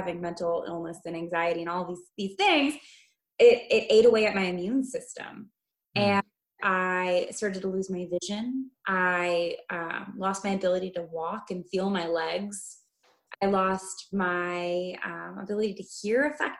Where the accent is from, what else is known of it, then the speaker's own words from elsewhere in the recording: Midwest, United States; as an American living on the standard American diet